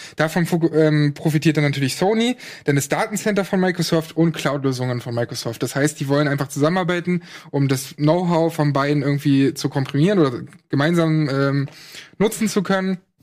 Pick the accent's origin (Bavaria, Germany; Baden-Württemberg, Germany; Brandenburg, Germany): Brandenburg, Germany; in Brandenburg, wo ich herkomme